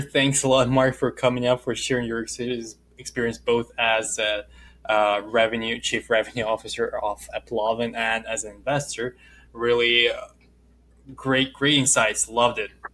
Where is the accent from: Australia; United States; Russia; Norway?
Russia; accent: Russian; moved away; From Russia.